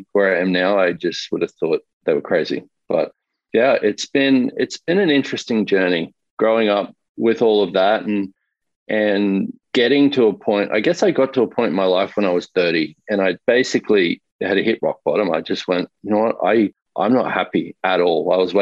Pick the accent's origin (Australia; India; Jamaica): Australia; moved away as an adult; now in United States; I grew up in Australia. I currently live in the US, but only for the last 2 years